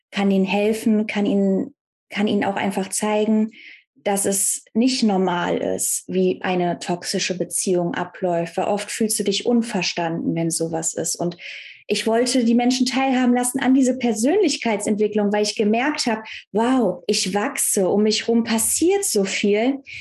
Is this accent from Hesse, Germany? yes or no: no; North Rhine-Westphalia, Germany; ich komme ja aus dem Kölner Raum, aus dem Bergischen Land und ich bin halt eine Frohnatur